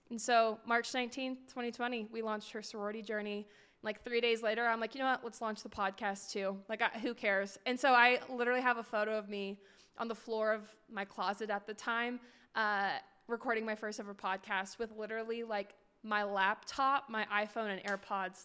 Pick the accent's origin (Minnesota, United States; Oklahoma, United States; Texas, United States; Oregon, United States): Oregon, United States; Portland; moved away as an adult; also born or lived in Tempe, Arizona / Phoenix, Arizona; I grew up in Portland, Oregon